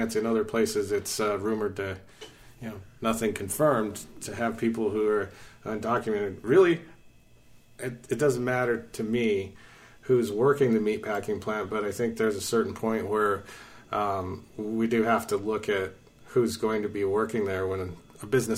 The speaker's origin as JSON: {"language": "English", "town": "Butte", "region": "Montana", "country": "United States", "tie": "born or raised there", "also_born_or_lived": "Missoula, Montana", "lives_now": "Great Falls, United States", "said": "originally I was born in Butte, Montana, and lived there till my early teens when we moved to Missoula. Lived in Missoula through my teens and through my college years"}